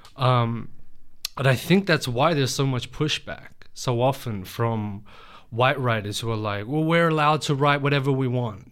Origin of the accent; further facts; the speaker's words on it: Australia; I was born here. Um, but I was raised with my Lebanese family